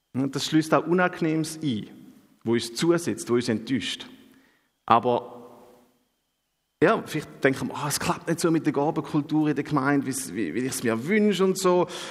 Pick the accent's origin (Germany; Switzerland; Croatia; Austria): Switzerland; bei uns in der Schweiz